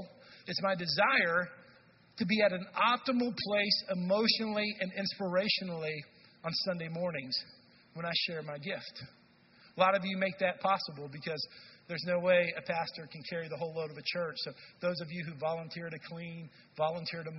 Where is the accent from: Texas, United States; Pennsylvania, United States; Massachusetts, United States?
Texas, United States; North; now in Madison, United States; I'm from Texas, where in North Texas